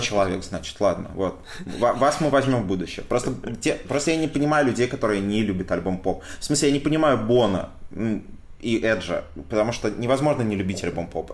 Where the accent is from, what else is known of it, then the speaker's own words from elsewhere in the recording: Saint Petersburg, Russia; also born or lived in Ivanovo; я все-таки вырос большей часть в Петербурге